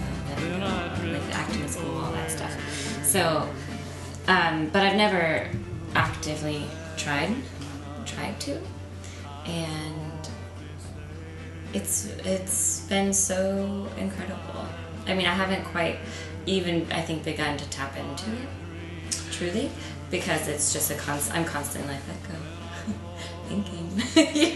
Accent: Central Florida, United States; moved away as an adult; also born or lived in Tallahassee, Florida; now in New York, United States; I'm from Florida. Yeah. From like outside of Tampa area. Like born in Tallahassee, which is where Florida State is. And then raised in Central Florida.

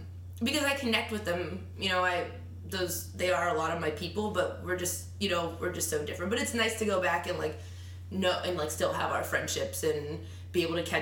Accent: Weirton, West Virginia, United States; moved away as an adult; also born or lived in Poughkeepsie, New York; now in New York, United States; I'm from a town called Weirton

